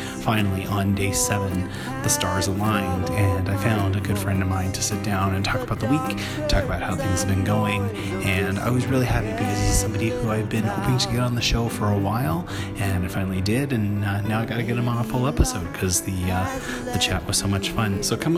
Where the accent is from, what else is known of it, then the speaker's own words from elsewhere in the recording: Toronto, Ontario, Canada; my hometown of Toronto, Canada.